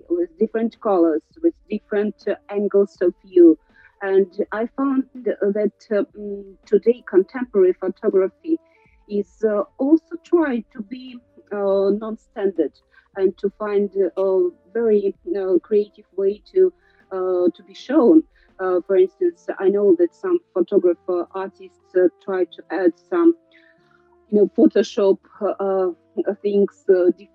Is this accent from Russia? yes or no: yes; Russia